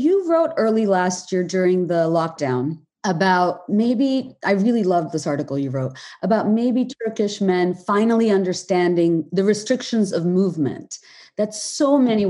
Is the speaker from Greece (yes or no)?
no; Bangladesh; I mean, I was born and raised in Bangladesh.